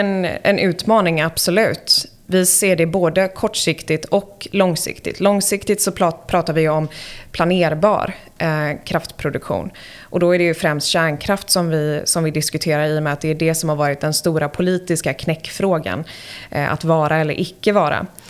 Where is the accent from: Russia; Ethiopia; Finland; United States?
United States; born or raised there; moved away as an adult; also born or lived in Sweden; now in Stockholm, Sweden